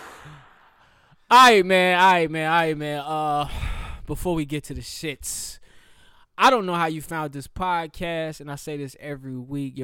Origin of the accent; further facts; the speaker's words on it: Charlotte, North Carolina, United States; I was born in Carolina Medical Center